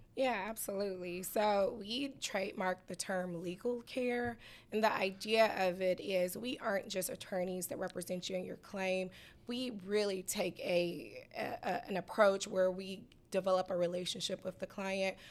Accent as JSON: {"language": "English", "town": "Atlanta", "region": "Georgia", "country": "United States", "tie": "born or raised there", "also_born_or_lived": "Oklahoma City", "said": "my hometown, Southwest Atlanta"}